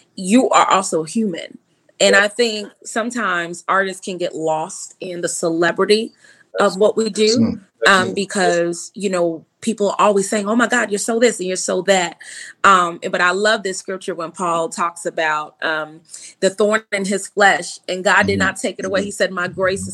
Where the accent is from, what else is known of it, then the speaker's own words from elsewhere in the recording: New York, United States; moved away as an adult; also born or lived in Boston; I was raised in New York, so the school is now called Long Island School of the Arts.